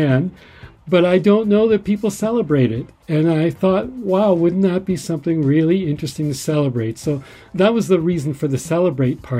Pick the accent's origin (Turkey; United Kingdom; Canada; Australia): Canada; Brantford, Ontario; I was born in Brantford, Ontario, in 1955